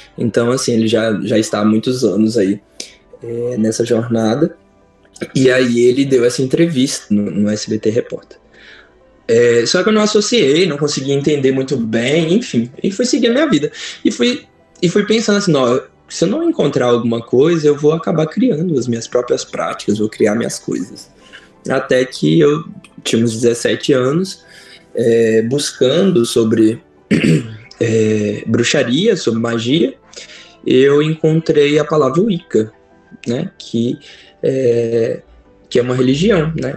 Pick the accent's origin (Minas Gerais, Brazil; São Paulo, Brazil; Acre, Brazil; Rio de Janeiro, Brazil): Minas Gerais, Brazil; São Sebastião do Rio Preto; moved away; also born or lived in Belo Horizonte; Eu morava no interior, sou do interior é, de Minas, eu sou de São Sebastião do Rio Preto, é uma cidade perto de Itabira